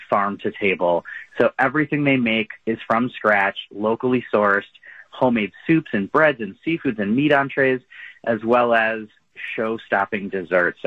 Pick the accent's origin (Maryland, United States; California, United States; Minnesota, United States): Minnesota, United States; now in Wisconsin, United States; I was born in Wisconsin and grew up in Minnesota